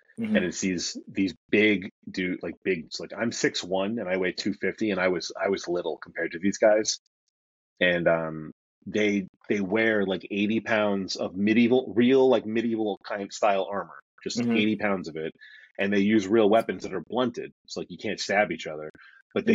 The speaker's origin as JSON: {"language": "English", "town": "New York City", "region": "New York", "country": "United States", "tie": "born or raised there", "said": "I was born in Brooklyn, raised in Brooklyn"}